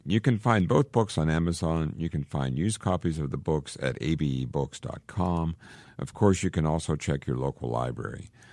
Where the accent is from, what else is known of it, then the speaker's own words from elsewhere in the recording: Johnstown, Pennsylvania, United States; also born or lived in Pittsburgh, Pennsylvania; I grew up in Johnstown, Pennsylvania